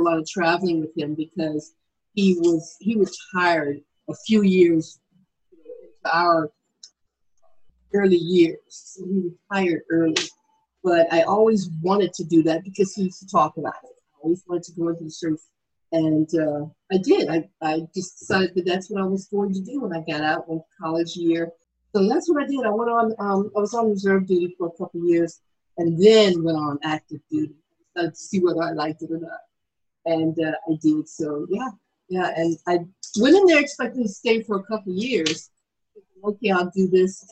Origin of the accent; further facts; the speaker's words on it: Williamsburg, Virginia, United States; I actually grew up in Virginia, Williamsburg